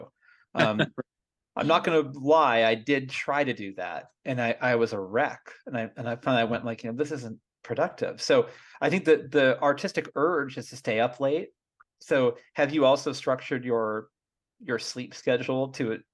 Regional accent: Concord, United States; I'm from Concord originally.

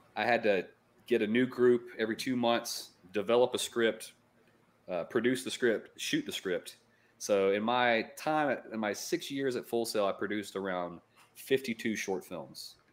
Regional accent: upstate South Carolina, United States; also born or lived in Florida; now in Asheville, United States; I'm actually from upstate South Carolina

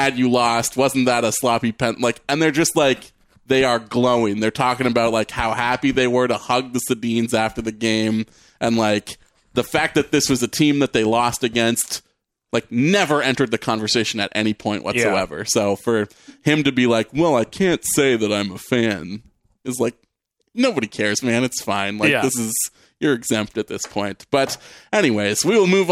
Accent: Canada; I can't grow out of being Canadian.

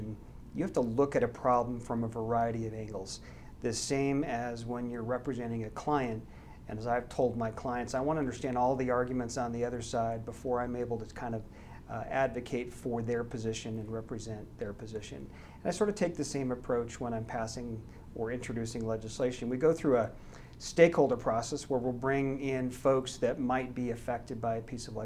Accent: Paonia, Colorado, United States; I'm a small town boy from western Colorado. I grew up in a very small town called Paonia

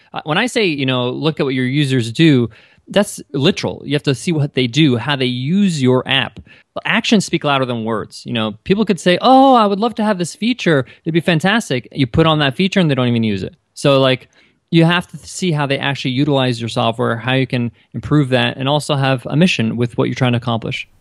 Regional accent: New York, United States; I grew up in New York, and, uh, my parents are Egyptian

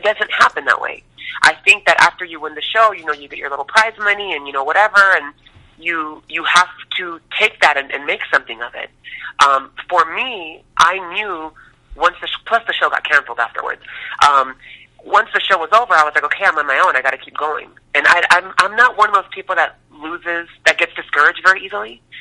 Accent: Tucson, Arizona, United States; Well, I was born and raised in Tucson, Arizona, on uh, West Coast, and I wanted to be a singer since I was three years old.

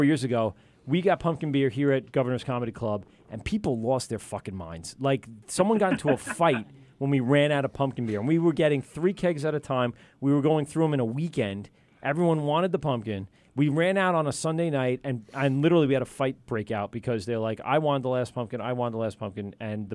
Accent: Amityville, New York, United States; We have a local brewery right here on Long Island where I grew up in Amityville

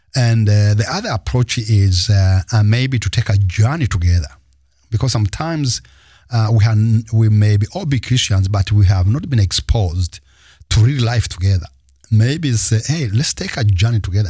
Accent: Rwanda; first language Kinyarwanda; English is a second language; Rwanda, my mother tongue

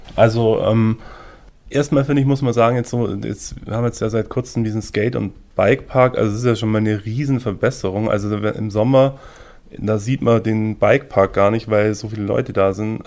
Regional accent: Füssen, Bavaria, Germany; moved away as an adult; also born or lived in Salzburg; Wir sind beide in Füssen aufgewachsen

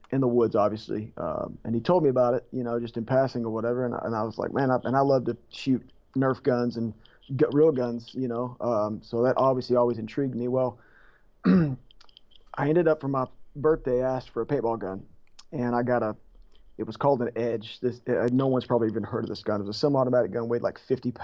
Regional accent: Kentucky, United States; I'm from Kentucky

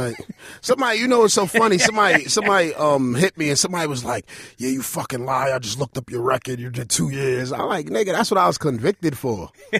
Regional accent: Brooklyn, New York, United States; Yeah, I'm from East New York.

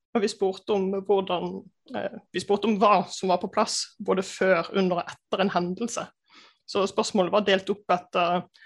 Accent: Bergen, Vestland, Norway; moved away; also born or lived in Gjøvik; kommer fra Bergen

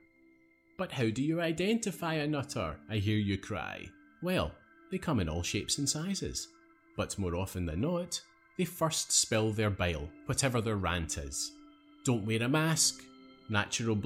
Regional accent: Scotland, United Kingdom; I had a scarf on for at least 4 months of the year growing up in Scotland

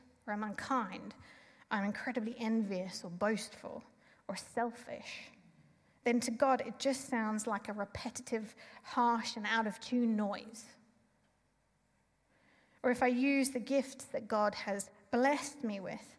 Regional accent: South Africa; being South African

